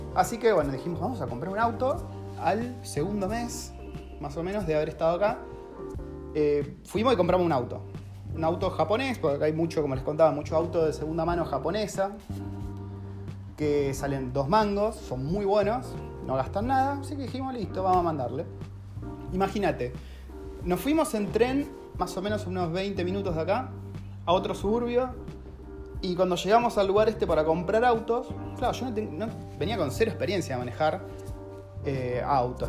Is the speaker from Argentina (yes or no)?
yes; Argentina; moved away as an adult; now in New Zealand; como argentino